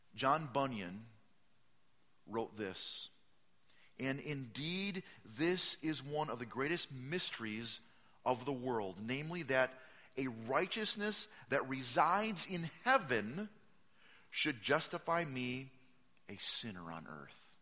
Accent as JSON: {"language": "English", "region": "Midwest", "country": "United States", "said": "I'm from the Midwest"}